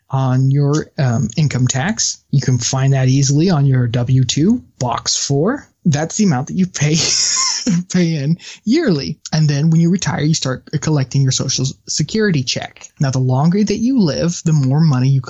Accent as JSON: {"language": "English", "country": "United States", "said": "as an American"}